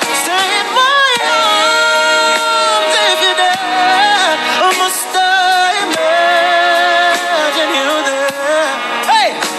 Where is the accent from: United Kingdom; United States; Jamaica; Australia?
Jamaica; I'm still Jamaican. I love my country